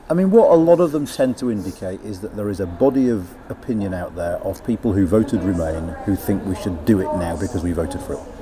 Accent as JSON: {"language": "English", "region": "Yorkshire and the Humber", "country": "United Kingdom", "tie": "born or raised there", "moved": "yes", "lives_now": "Oxford, United Kingdom", "said": "where I grew up in West Yorkshire"}